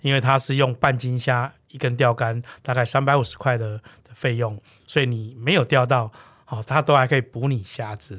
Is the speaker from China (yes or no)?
no; Taiwan; also born or lived in Yilan (family origin); 我小时候其实就是在海港长大，哦，就是在渔村长大